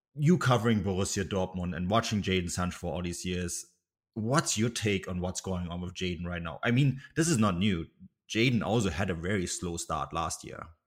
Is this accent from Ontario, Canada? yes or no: no; Vancouver Island, British Columbia, Canada; Adrian and I are actually, with background on Vancouver Island